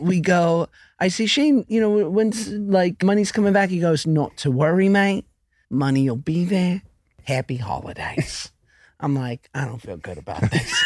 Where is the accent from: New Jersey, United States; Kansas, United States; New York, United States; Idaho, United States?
New York, United States; now in Los Angeles, United States; I'm from New York, but I live in L A now.